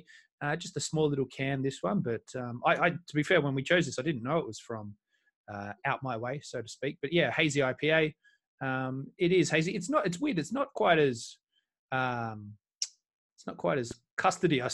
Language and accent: English; Melbourne, Victoria, Australia; now in United Kingdom; I'm from Melbourne originally.